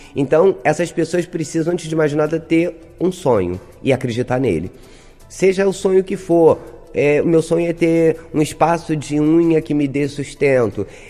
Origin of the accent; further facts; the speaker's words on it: Brazil; Na Zona Oeste, sou de Vasconcelos, sou moradora de Vasconcelos